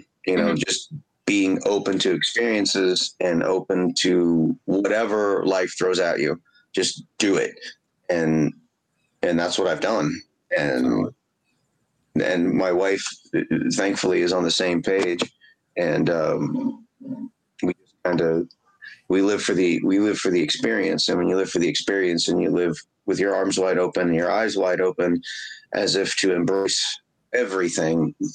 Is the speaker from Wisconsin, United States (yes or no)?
no; Indianapolis, Indiana, United States; I'm from the Highlands of Indianapolis.